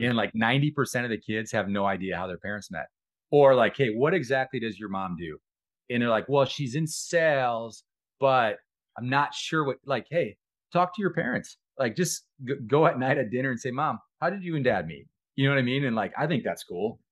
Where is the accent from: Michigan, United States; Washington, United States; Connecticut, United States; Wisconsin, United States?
Wisconsin, United States; accent: Wisconsin accent, North Dakota accent; moved away; also born or lived in North Dakota; I'm from Wisconsin, but I got, kinda got the Wisconsin accent, the North Dakota accent